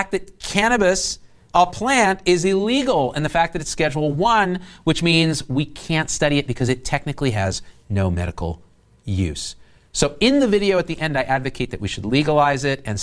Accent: Central Valley of California, United States; I grew up in Central Valley of California

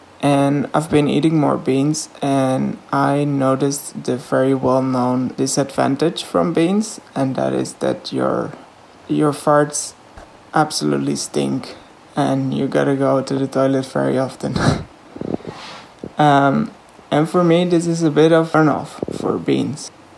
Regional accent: Netherlands; I'm from the Netherlands.

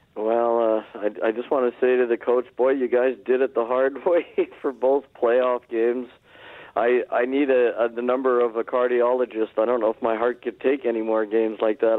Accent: Los Angeles, California, United States; I grew up in Los Angeles

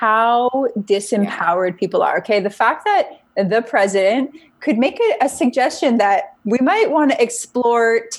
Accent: Canada; I'm Canadian

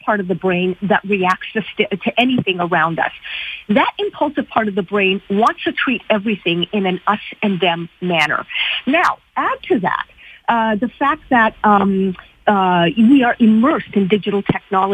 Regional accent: Canada

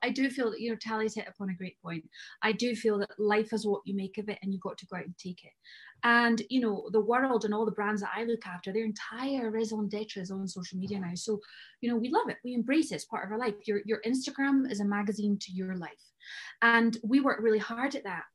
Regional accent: Scotland, United Kingdom; I'm Scottish

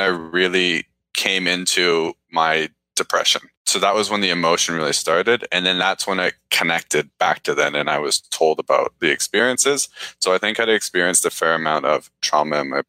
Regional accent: Langley, British Columbia, Canada; moved away as an adult; also born or lived in Toronto; Born and raised in British Columbia, grew up in a fairly small town of Langley

